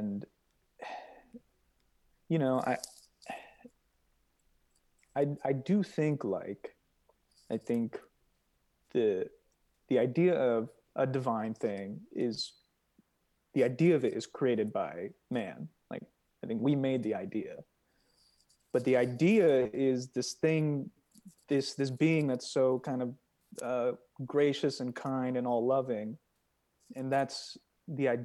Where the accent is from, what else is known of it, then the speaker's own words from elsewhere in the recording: Iowa, United States; moved away as an adult; also born or lived in Los Angeles; coming from Iowa